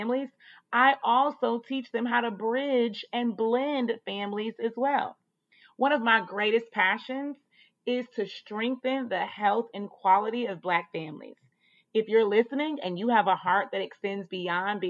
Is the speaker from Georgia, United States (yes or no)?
yes; Atlanta, Georgia, United States; also born or lived in North Carolina; I was raised in Atlanta, and I was, but I was also born in North Carolina, and it's home